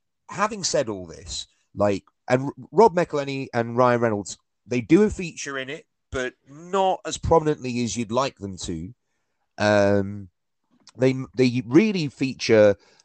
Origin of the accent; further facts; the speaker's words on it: United Kingdom; being from Britain